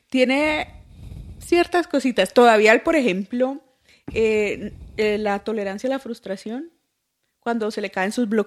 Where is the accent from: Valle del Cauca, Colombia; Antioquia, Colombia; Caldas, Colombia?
Valle del Cauca, Colombia; Cali; soy ah, calinísima.